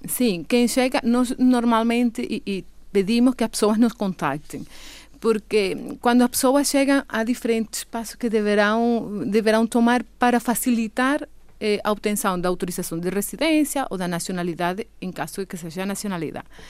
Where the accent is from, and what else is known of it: Venezuela; accent: Venezuelan; Portuguese is a second language; now in Madeira, Portugal